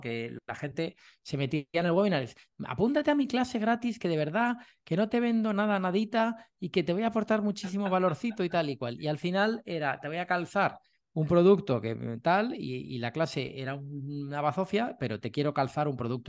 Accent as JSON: {"language": "Spanish", "town": "Madrid", "region": "Community of Madrid", "country": "Spain", "tie": "born or raised there", "moved": "as an adult", "lives_now": "Málaga, Spain", "said": "yo soy de Madrid, vivía en Madrid durante toda mi vida y, me vine a Málaga hace cosa un año"}